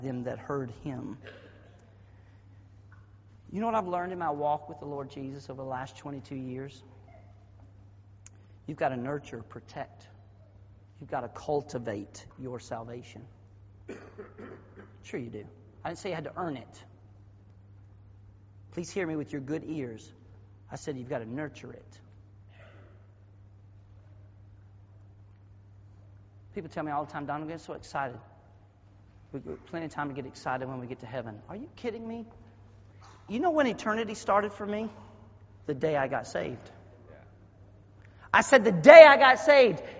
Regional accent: the South, United States; accent: Southernese; I was raised in the South

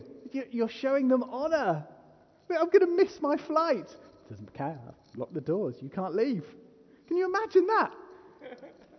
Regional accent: England, United Kingdom; I am unapologetically English

